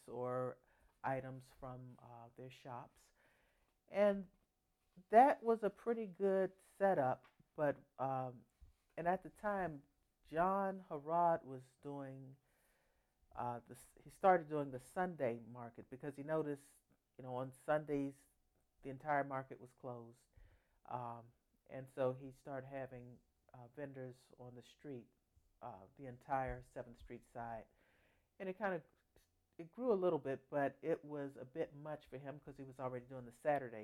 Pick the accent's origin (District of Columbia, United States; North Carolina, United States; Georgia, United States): District of Columbia, United States; Washington; now in Fort Washington, United States; I'm from Washington, D.C., currently in Fort Washington, Maryland.